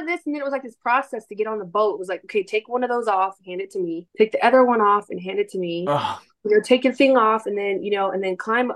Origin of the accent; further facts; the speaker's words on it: Northern California, United States; moved away; also born or lived in Texas; I'm originally from California